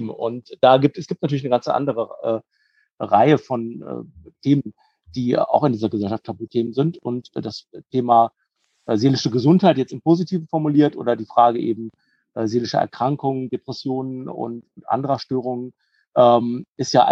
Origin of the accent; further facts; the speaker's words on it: North Rhine-Westphalia, Germany; born there; now in Cologne, Germany; komme eigentlich gebürtig aus der Heimat von Mike, also aus dem Kreis Herford, habe dann einige Jahre in Münster studiert und lebe jetzt aber schon seit über 20 Jahren im schönen Köln.